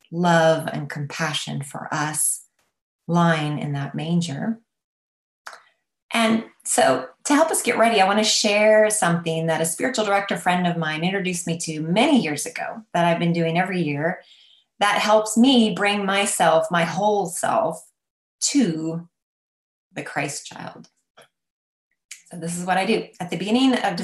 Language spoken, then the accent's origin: English; United States; I'm an American.